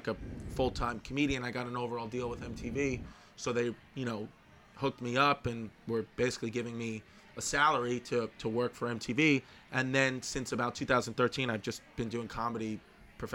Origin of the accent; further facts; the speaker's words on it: New York City, New York, United States; I was born and raised in New York